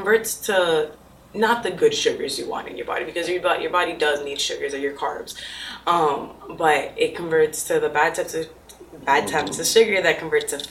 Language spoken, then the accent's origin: English; Broward, Florida, United States; I grew up in Broward